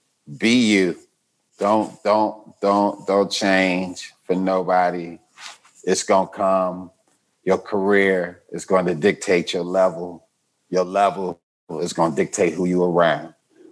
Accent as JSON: {"language": "English", "town": "Chicago", "region": "Illinois", "country": "United States", "tie": "born or raised there", "said": "Chicago, Southside."}